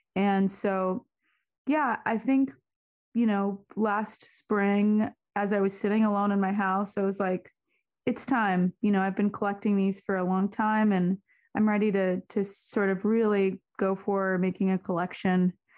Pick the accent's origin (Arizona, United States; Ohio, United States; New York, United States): Arizona, United States; moved away; also born or lived in Seattle; growing up in Arizona